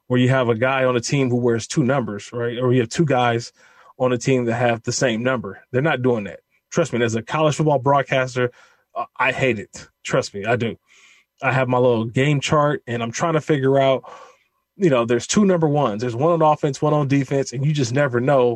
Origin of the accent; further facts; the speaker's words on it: Bay Area, California, United States; I'm born and raised in the Bay Area